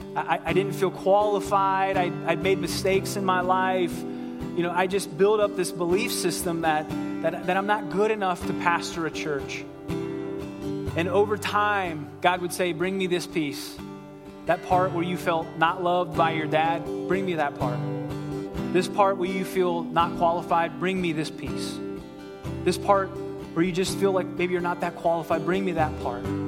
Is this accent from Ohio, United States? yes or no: yes; Ohio, United States; I'm from Ohio